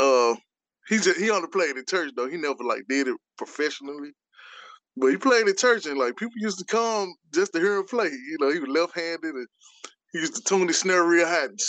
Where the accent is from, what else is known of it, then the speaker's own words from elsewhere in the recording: Memphis, Tennessee, United States; I'm from Memphis